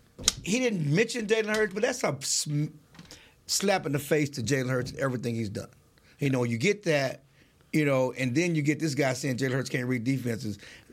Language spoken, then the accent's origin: English; Texas, United States; growing up in Texas all my life